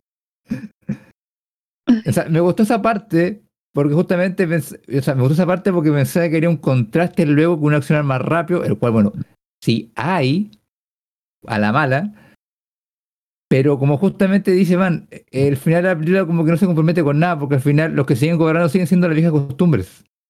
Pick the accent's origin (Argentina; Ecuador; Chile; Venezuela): Chile